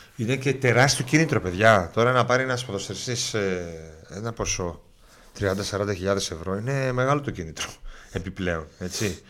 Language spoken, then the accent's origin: Greek; Munich, Bavaria, Germany; now in Greece; και εγώ μεγάλωσα στο Μόναχο. Δηλαδή τα εφηβικά μου χρόνια